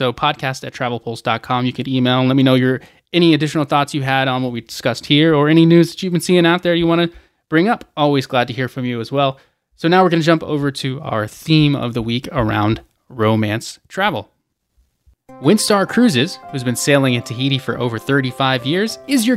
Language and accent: English; Atlanta, Georgia, United States; Represent Atlanta, my hometown